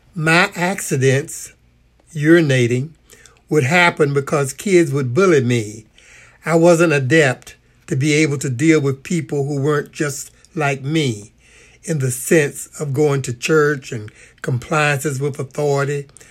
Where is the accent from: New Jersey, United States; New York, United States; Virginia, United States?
Virginia, United States; Norfolk; I was born in Norfolk, Virginia, 1944